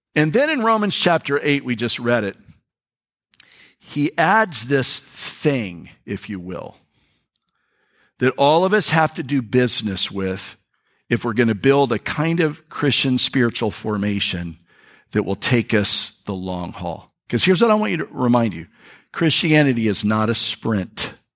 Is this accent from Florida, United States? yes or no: yes; North Florida, United States; we're from North Florida. I mean, North Florida people.